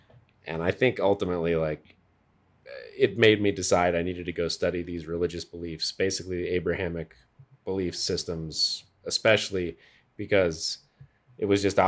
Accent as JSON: {"language": "English", "region": "Colorado", "country": "United States", "tie": "born or raised there", "also_born_or_lived": "Scotland / France", "said": "So I was born in Scotland, then we went to France, and then I got to Colorado at 6 months old."}